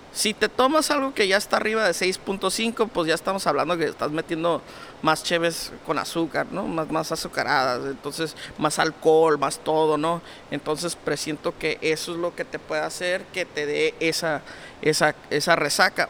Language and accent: Spanish; Mexico; Todos somos mexicanos